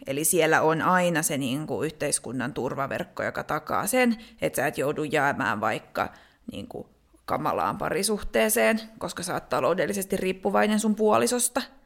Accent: Finland; moved away as an adult; also born or lived in Denmark; mä muutin Suomesta Tanskaan

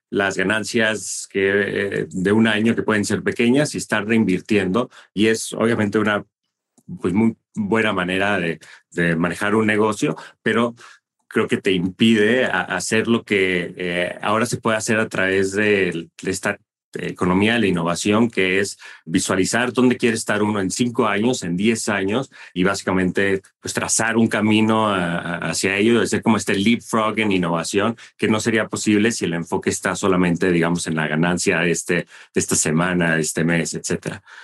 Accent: Monterrey, Nuevo León, Mexico; moved away as an adult; also born or lived in United States; crecí en México, en Monterrey más precisamente, y me fui a Estados Unidos por primera vez para la universidad.

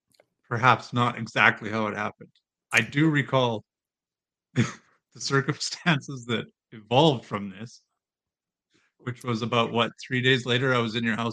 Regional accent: rural Saskatchewan, Canada; moved away as an adult; also born or lived in Dalmeny, Canada; now in Spruce Grove, Canada; we moved out to Spruce Grove from Saskatoon in 2001, January of 2001.

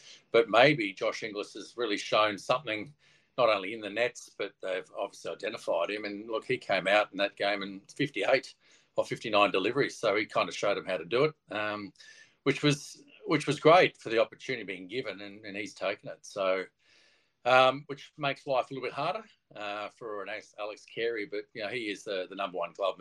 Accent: Queensland, Australia; being a Queenslander

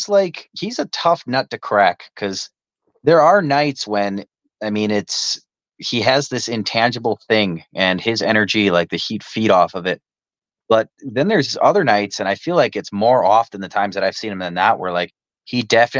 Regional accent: Wisconsin, United States; we're from Wisconsin.

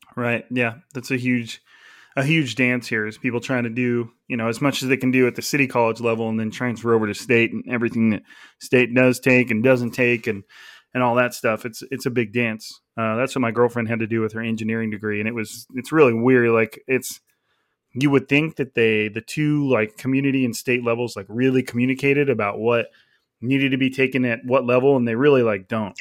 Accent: California, United States; I was like the California kid

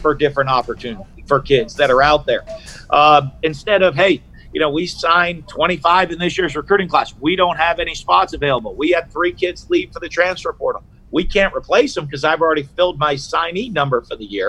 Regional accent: New Hampshire, United States; now in Florida, United States; I grew up in New Hampshire

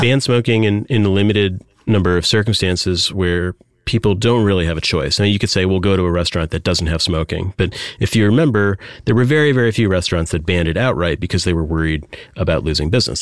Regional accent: Michigan, United States; I grew up in Michigan

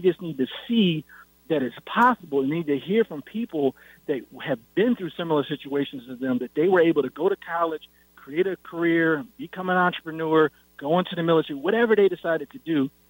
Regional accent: Syracuse, New York, United States; That's not what I saw growing up in Syracuse, New York.

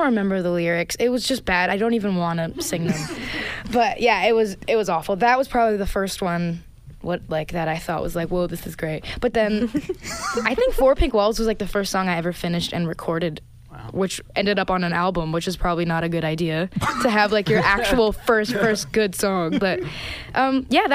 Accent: Brampton, Ontario, Canada; I grew up in Brampton, Ontario, which is a really multicultural place.

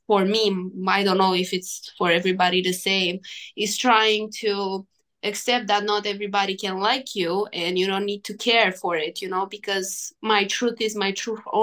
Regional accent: Romania; I played a WTA in my hometown

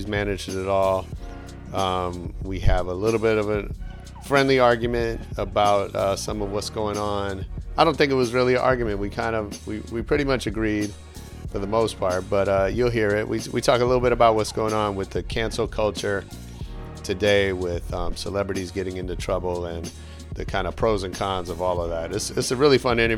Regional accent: San Francisco, California, United States; When I was a kid, I grew up in San Francisco

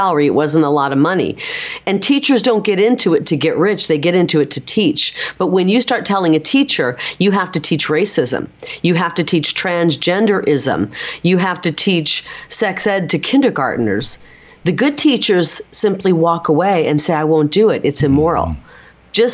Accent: Midwest, United States; now in Arizona, United States; I'm from the Midwest

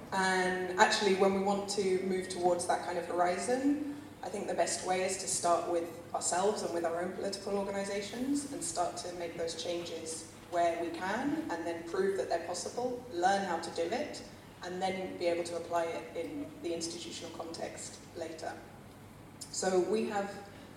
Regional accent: London, United Kingdom; moved away as an adult; now in Barcelona, Spain; I'm originally from London, in case you're all wondering about the accent, but I've been in Barcelona for 10 years

